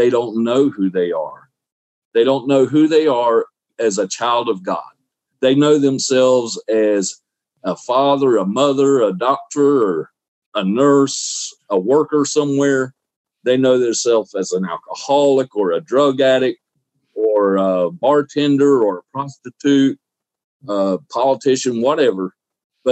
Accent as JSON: {"language": "English", "region": "Southeast Alabama", "country": "United States", "tie": "born or raised there", "also_born_or_lived": "Ozark, Alabama / Daleville, Alabama / Clayhatchee, Alabama", "moved": "yes", "lives_now": "Florida, United States", "said": "Alabama, Southeast Alabama, near Dothan. I was born in Ozark, raised, went to school in Delville"}